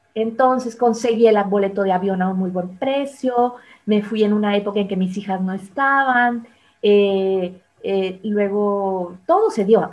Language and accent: Spanish; Monterrey, Nuevo León, Mexico; moved away; yo soy de Monterrey